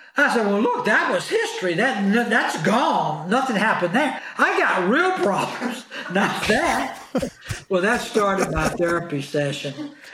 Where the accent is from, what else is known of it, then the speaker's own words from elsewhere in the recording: Clarksdale, Mississippi, United States; moved away as an adult; now in Beverly Hills, United States; in Clarksdale, Mississippi, my hometown where my mom and dad still were